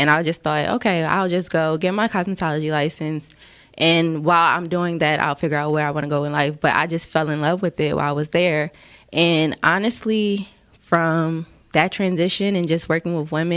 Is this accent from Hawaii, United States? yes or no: no; Wilmington, Delaware, United States; moved away; I am from Wilmington, Delaware.